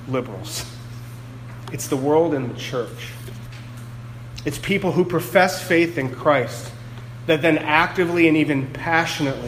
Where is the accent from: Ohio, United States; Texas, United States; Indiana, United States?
Ohio, United States; moved away as an adult; also born or lived in New England; now in Greenfield, Massachusetts, United States; I'm from Ohio originally. When I first moved to New England 6.5 or so years ago